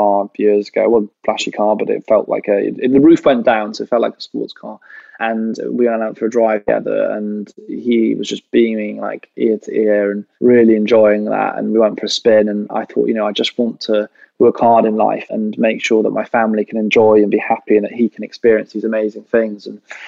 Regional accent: Welsh, Wales, United Kingdom; we are all Welsh.

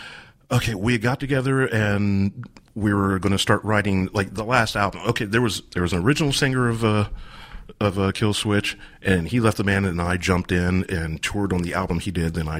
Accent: Columbus, United States

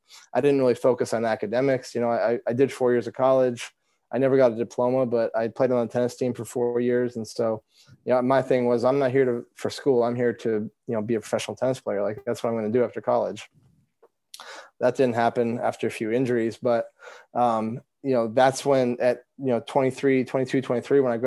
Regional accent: Vermont, United States; growing up in Vermont

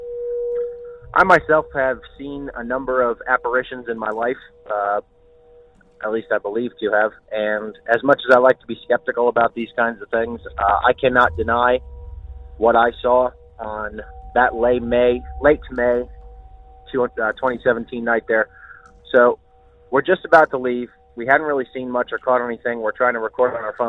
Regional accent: Reading, Pennsylvania, United States; I am from Reading, Pennsylvania

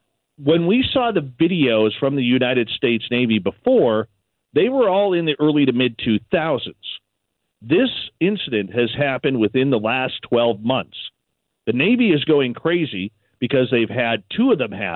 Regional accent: Canada; us being Canadian

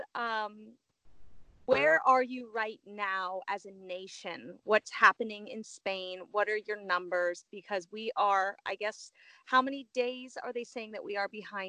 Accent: United States; So pardon me, I'm American.

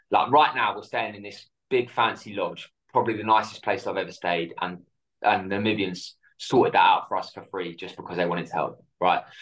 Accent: south coast of the UK, England, United Kingdom; So in the UK on the south coast, so it was pretty cold.

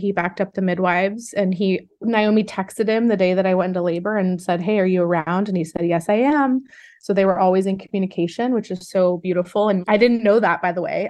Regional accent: Los Angeles, California, United States; I'm born and raised in Los Angeles, California

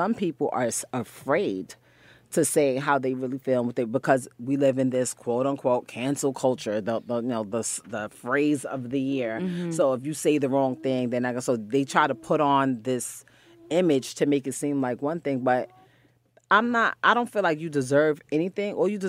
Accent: Bronx, New York, United States; I'm from the Bronx. You know, we're known to have on pajamas and a pair of Jordans.

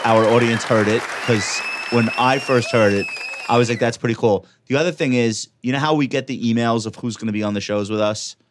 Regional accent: New York, United States; I'm a New Yorker

